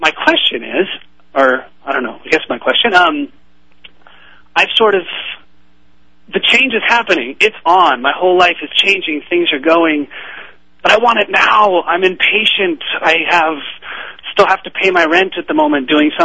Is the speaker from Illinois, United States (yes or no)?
no; Marina del Rey, California, United States; I'm from Marina Del Rey, California